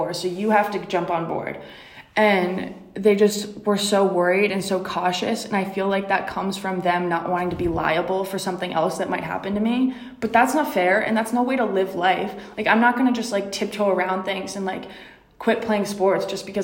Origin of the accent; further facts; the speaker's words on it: Rhode Island, United States; I'm from Rhode Island